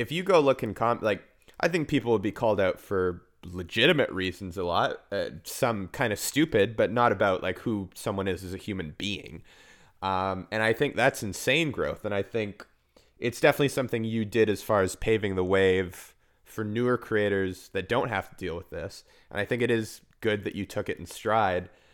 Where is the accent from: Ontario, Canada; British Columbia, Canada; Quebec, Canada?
British Columbia, Canada; Vancouver; growing up in Vancouver, whereas we have a very big pride, there's a huge queer community here